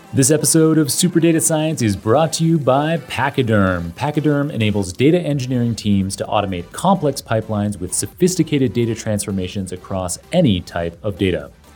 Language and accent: English; Canada; also born or lived in England / Singapore; now in United States; I'm originally Canadian.